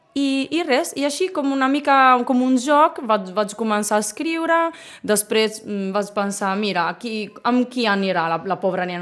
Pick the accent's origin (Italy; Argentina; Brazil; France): Italy; Bologna, Emilia-Romagna; first language Italian; Catalan is a second language; moved away as an adult; now in Sitges, Spain; Jo sóc originària de Bologna, Bologna, com la salsa